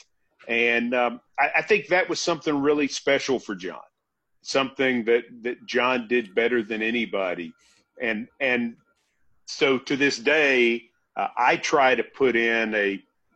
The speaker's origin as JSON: {"language": "English", "town": "Franklin", "region": "Tennessee", "country": "United States", "tie": "born or raised there", "said": "working at the cable access station in my hometown of Franklin"}